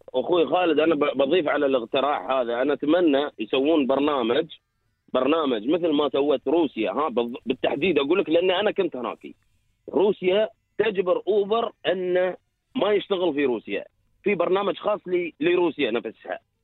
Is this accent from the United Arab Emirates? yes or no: yes; United Arab Emirates; انا كمواطن